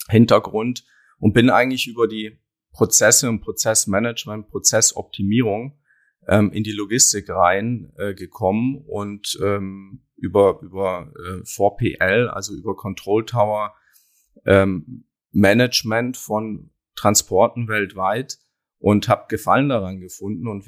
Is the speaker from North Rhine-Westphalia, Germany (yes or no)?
no; Baden-Württemberg, Germany; Ich komme aber ganz ursprünglich aus dem Schweizer Grenzgebiet im Süden Deutschlands, Baden-Württemberg. Ja, da bin ich aufgewachsen, am Fuße des Schwarzwaldes.